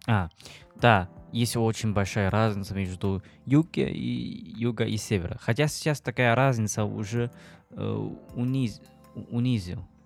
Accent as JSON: {"language": "Russian", "country": "China", "second_language": "Russian", "moved": "as an adult", "lives_now": "Saint Petersburg, Russia", "said": "я из Китая"}